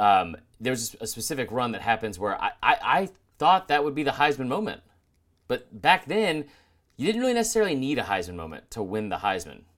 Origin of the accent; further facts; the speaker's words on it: Georgia, United States; growing up in Georgia, I listened to Munson all the time